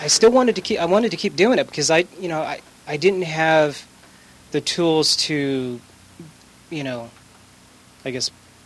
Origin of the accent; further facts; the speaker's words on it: California, United States; No, I'm actually from Northern California.